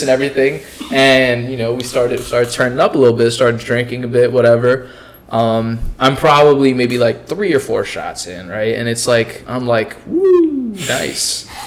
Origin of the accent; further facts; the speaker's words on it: Pakistan; I'm Pakistani